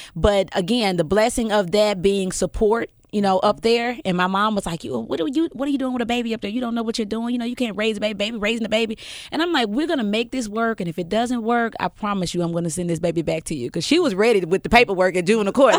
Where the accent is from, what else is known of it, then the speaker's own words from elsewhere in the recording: Memphis, Tennessee, United States; also born or lived in Millington, Tennessee; we moved from North Memphis to Fraser, and that is where I grew up